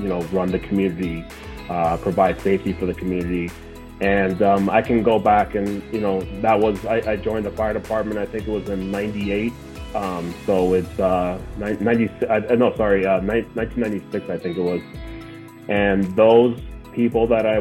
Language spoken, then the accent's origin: English; New Jersey, United States; growing up in New Jersey and being a Mets fan my whole life